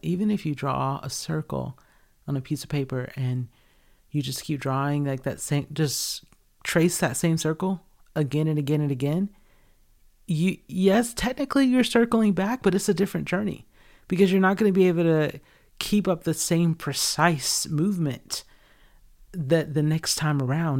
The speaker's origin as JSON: {"language": "English", "region": "Georgia", "country": "United States", "tie": "born or raised there", "moved": "as an adult", "said": "where I grew up in Georgia."}